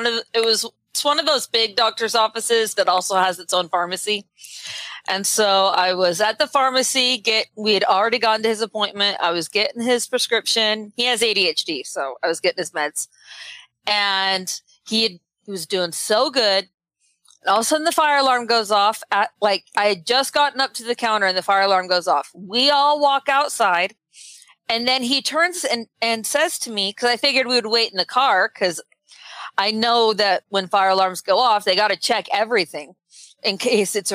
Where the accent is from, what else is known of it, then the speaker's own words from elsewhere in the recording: Utah, United States; I'm from Utah and we don't have orange trees in Utah